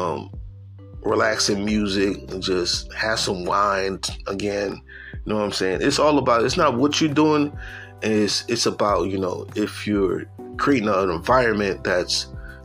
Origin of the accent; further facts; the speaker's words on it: upstate New York, United States; I'm from New York. They're like, oh, you from New York City? Nah, from upstate